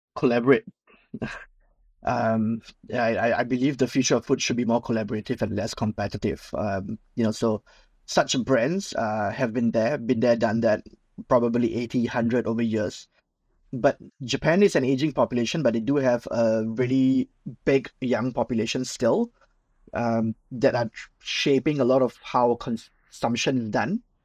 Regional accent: Singapore; I'm Singaporean, born and bred

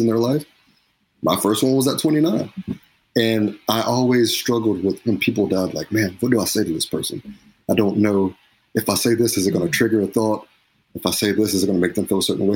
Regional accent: Cleveland, Tennessee, United States; I'm from Cleveland, Tennessee.

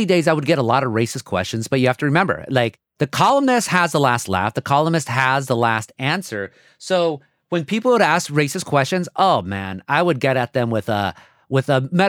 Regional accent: Anaheim, California, United States; people like me were ruining Anaheim schools

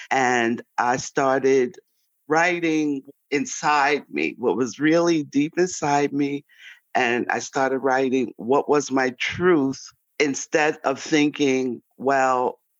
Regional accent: New York City, New York, United States; now in Cary, United States; I like to describe myself as a Harlem girl from a Harlem world, born in Harlem, New York, now residing as a retired grandma veteran in Cary, North Carolina.

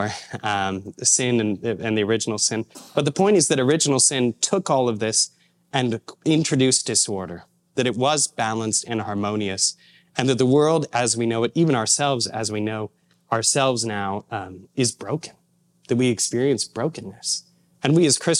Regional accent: Indiana, United States; moved away; I'm from Indiana originally

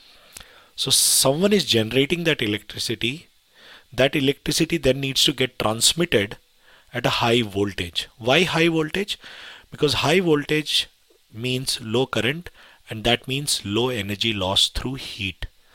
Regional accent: India; now in United Kingdom; So I come from India

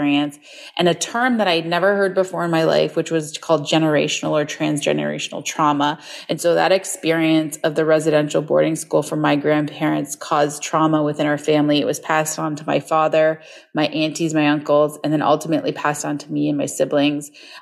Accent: Southern Ontario, Canada; also born or lived in Niagara Falls, Ontario; I'm from Southern Ontario, Canada

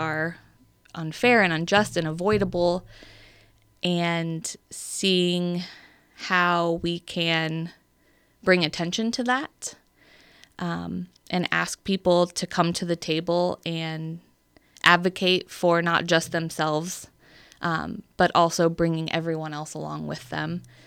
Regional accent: Bellevue, Nebraska, United States; also born or lived in Omaha, Nebraska / Council Bluffs, Iowa; I grew up in Bellevue, Nebraska.

